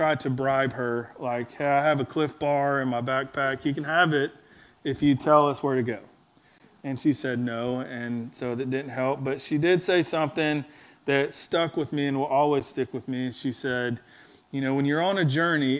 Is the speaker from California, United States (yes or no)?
no; Gadsden, Alabama, United States; moved away; I'm from Gadsden, Alabama, so it's like halfway between Birmingham and Fort Payne